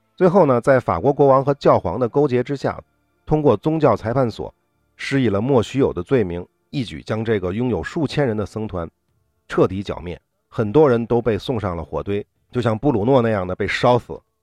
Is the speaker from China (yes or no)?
yes; China; 我们中国人都知道